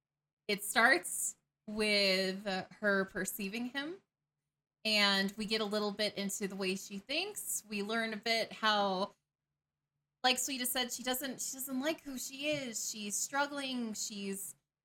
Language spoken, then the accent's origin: English; Atlanta, Georgia, United States; growing up in Atlanta